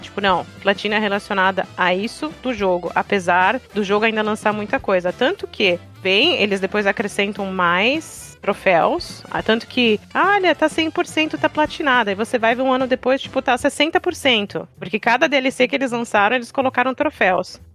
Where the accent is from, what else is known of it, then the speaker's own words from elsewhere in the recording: Germany; now in Brazil; eu nasci na Alemanha